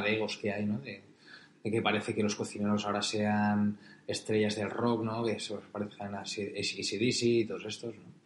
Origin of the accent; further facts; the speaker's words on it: Pollença, Balearic Islands, Spain; moved away; abrir mi restaurante con Neus en mi pueblo, en Pollensa